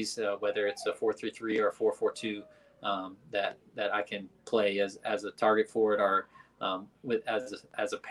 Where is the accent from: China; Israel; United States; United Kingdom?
United States; Birmingham, Alabama; being part of my hometown